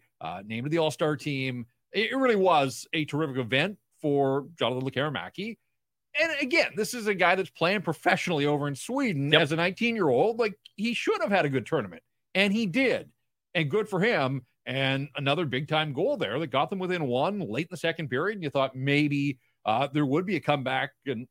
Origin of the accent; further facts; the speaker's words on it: Canada; I am still a Canadian through and through.